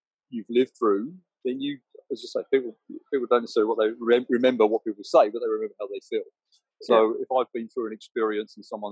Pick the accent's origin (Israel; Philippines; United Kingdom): United Kingdom; England; I'm English